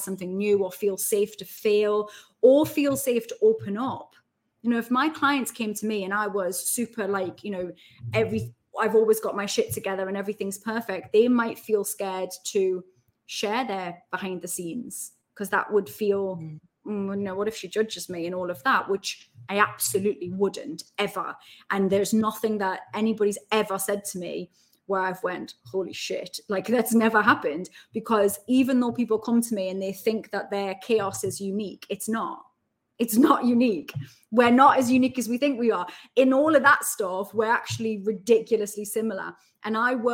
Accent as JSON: {"language": "English", "town": "Newcastle upon Tyne", "region": "North East England", "country": "United Kingdom", "tie": "born or raised there", "also_born_or_lived": "Heaton, Newcastle / Essex / London", "accent": "Geordie", "moved": "as an adult", "lives_now": "Midlands, United Kingdom", "said": "I'm from Benton. So I was born in Heaton, Falmouth Road, and then which is lovely now, and then moved to Benton, next to Benton Metro Station."}